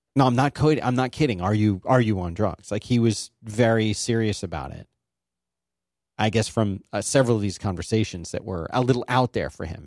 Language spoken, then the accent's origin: English; Philadelphia, Pennsylvania, United States; I'm from Philly